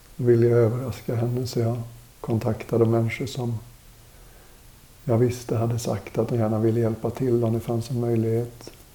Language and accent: Swedish; Sweden; also born or lived in India; Som väluppfostrad svensk